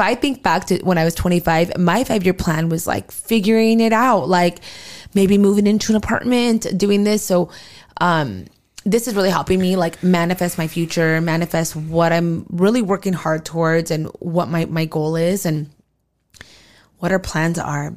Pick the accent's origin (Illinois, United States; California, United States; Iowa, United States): California, United States; also born or lived in Arizona; we both have always lived in California